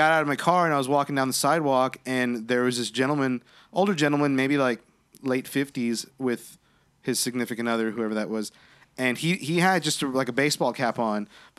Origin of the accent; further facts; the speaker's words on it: Corpus Christi, Texas, United States; where I grew up in Corpus Christi and where I currently live.